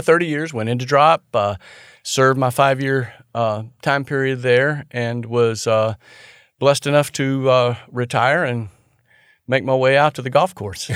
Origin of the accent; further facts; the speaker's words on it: St. Augustine, Florida, United States; moved away as an adult; also born or lived in Nashville, Georgia; now in Tallahassee, United States; everybody that I grew up with in my hometown of Saint Augustine